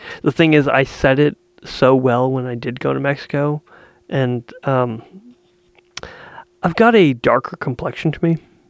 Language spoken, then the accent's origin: English; Canada; I'm from Canada.